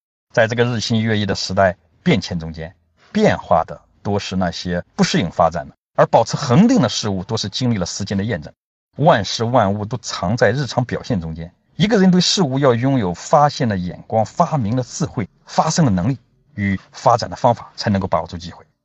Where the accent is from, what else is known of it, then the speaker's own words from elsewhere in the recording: Yanzhou, Shandong, China; 在我的家乡三东兖州，有三句讲机会的方言